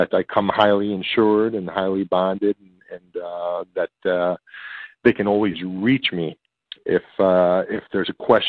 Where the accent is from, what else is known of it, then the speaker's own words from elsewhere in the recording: Chicago, Illinois, United States; they say, oh, you're from Chicago. So, you know, then here comes the barrage of questions and then the comments about my accent.